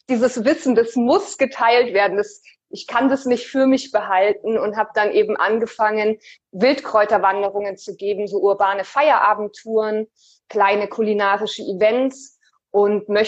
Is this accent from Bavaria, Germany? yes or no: yes; Munich, Bavaria, Germany; ich bin 30 Jahre alt, ich komme auch aus München wie ihr.